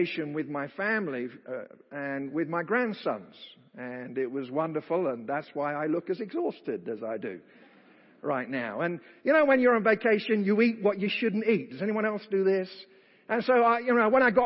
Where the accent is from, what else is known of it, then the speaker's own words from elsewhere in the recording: United Kingdom; accent: British; my British accent